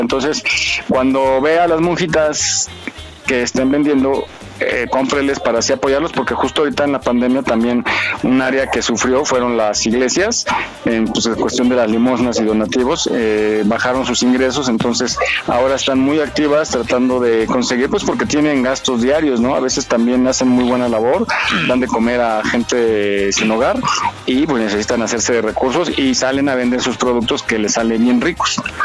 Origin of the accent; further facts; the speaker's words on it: Mexico; en México tenemos diferentes acentos